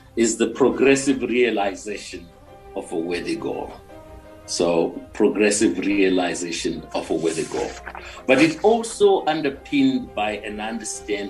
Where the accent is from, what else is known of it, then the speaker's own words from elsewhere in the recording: Mutare, Manicaland, Zimbabwe; moved away as an adult; also born or lived in Johannesburg; I was born in Mutare, grew up there, and my mom was a school teacher